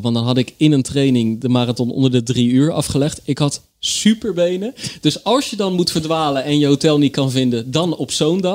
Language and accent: Dutch; Rotterdam, South Holland, Netherlands; also born or lived in Bergschenhoek; ik ben een Rotterdammer